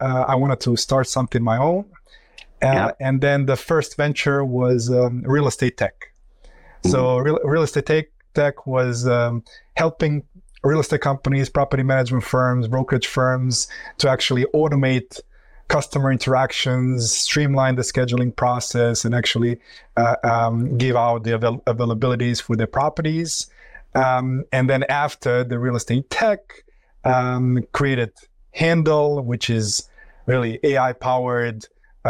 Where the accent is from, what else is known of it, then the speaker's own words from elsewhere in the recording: Croatia; moved away; also born or lived in Florida, United States / New York, United States; So originally, I come from Croatia. I came to the United States, graduated from the University in Florida, and then moved to New York